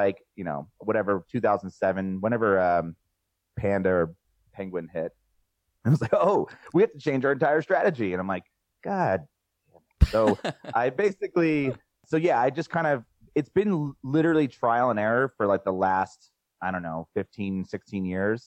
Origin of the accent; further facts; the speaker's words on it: New Jersey, United States; also born or lived in Philadelphia, Pennsylvania; I'm from South Jersey